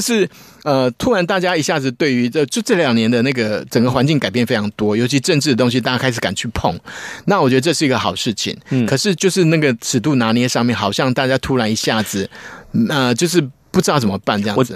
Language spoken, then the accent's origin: Chinese; Taiwan; 我们台湾人